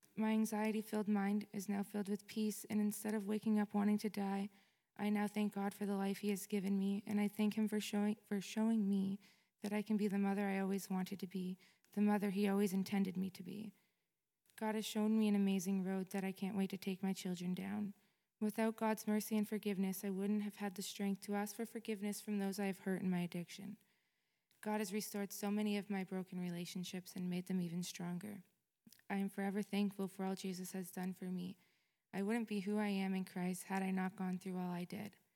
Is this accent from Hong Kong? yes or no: no; Fort Erie, Ontario, Canada; I was born in Fort Erie, Ontario